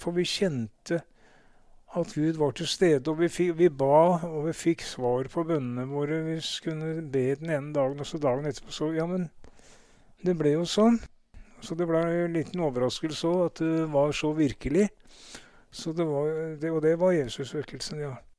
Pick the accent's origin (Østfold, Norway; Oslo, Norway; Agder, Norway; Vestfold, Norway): Oslo, Norway; jeg ble født, født, i Oslo på, og bodde de første leveårene mine på Majorstua